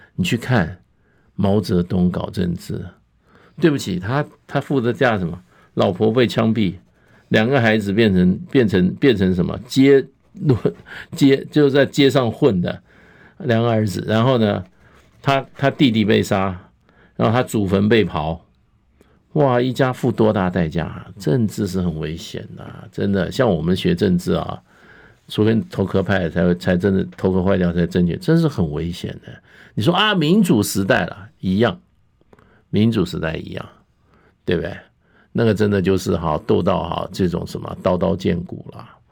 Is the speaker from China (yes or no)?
no; Taiwan; 我们台湾人